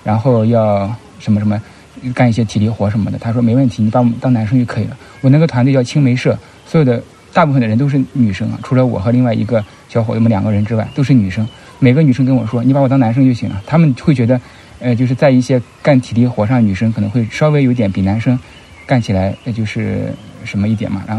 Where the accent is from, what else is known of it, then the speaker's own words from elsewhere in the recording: Shandong, China; 像我吧，因为我们是山东人为基础做起来的，山东人或者北方人啊，所以我们就是有一些偏理和义的东西啊。